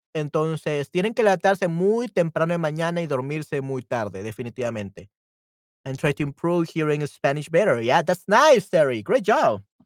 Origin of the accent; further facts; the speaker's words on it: El Salvador; also born or lived in San Salvador; soy del Salvador y yo vivo en la ciudad capital de El Salvador, San Salvador